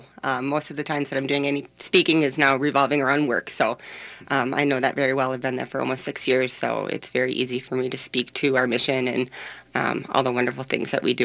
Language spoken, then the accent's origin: English; Orono, Minnesota, United States; I grew up in Orono